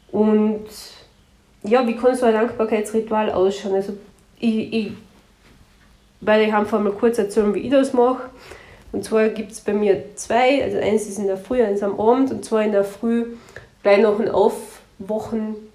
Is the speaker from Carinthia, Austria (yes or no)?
yes; Carinthia, Austria; Bei uns in Kärnten heißt Tschentschen oder Sempern